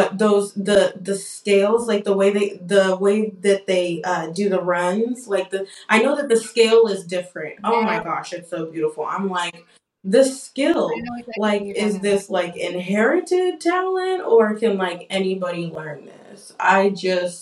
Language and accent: English; Nigeria; I'm Nigerian